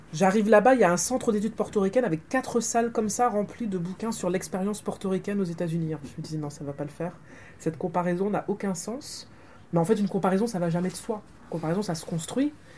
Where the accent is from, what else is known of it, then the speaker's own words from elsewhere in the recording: Martinique; je suis martiniquaise, que j'ai grandi en Martinique